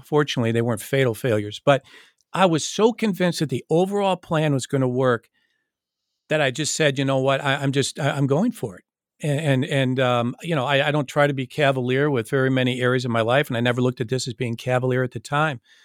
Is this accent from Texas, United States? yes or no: no; Michigan, United States; I grew up in Michigan, as I mentioned, and I grew up playing hockey